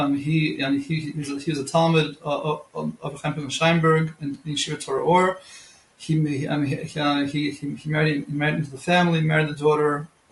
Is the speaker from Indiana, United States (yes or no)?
no; Monsey, New York, United States; moved away as an adult; also born or lived in Beit Shemesh, Israel; now in Israel; I'm originally from Muncie, New York.